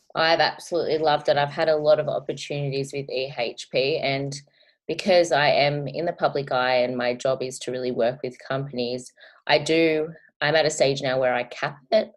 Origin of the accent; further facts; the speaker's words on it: Australia; I am an Australian YouTuber.